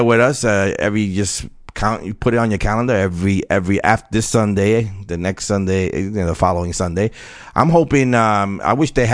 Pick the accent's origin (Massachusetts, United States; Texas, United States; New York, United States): New York, United States; New York City; the Rockaways. That's my hometown, Far Rock.